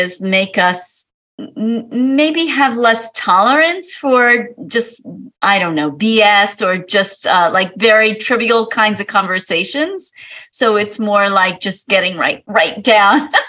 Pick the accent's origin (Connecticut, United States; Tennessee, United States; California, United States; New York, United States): New York, United States; New York City; also born or lived in Manhattan; I was born in Brooklyn, New York, in Coney Island